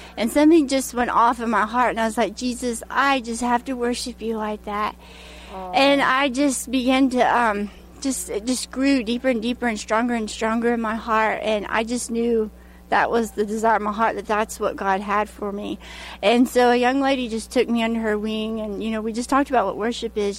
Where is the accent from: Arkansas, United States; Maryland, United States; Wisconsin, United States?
Arkansas, United States; Hot Springs; Hot Springs, Arkansas